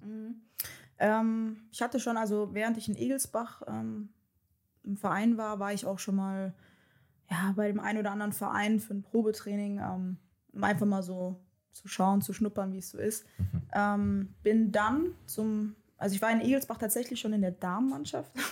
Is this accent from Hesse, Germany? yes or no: yes; Darmstadt, Hesse, Germany; moved away as an adult; also born or lived in Wixhausen / Frankfurt / Meppen; now in Leverkusen, Germany; komme gebürtig aus Darmstadt